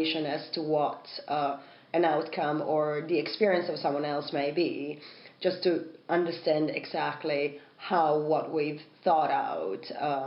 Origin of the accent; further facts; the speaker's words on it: Italy; English is a second language; moved away; growing up in Italy, of course, English isn't my first language